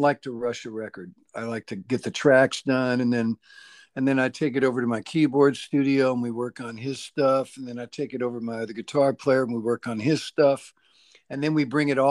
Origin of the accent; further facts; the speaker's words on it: Bakersfield, California, United States; I'm from Bakersfield